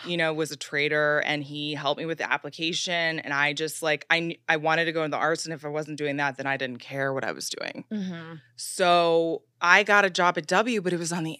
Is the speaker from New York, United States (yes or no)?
no; Chicago, Illinois, United States; I came from Chicago like you, like I didn't really have an understanding of the media landscape